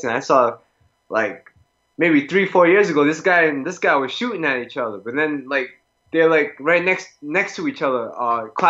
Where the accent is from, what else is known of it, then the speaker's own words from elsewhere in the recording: Rhode Island, United States; I'm from the States